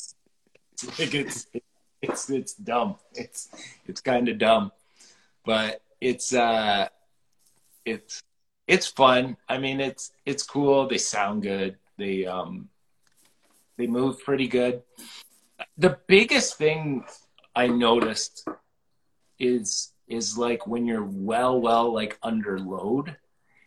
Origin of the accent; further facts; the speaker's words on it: Wainfleet, Ontario, Canada; I grew up in Waynefleet